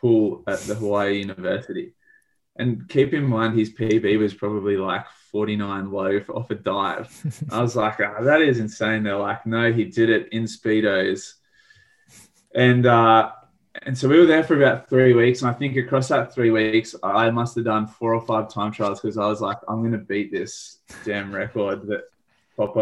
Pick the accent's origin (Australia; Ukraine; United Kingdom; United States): Australia; we're from Australia.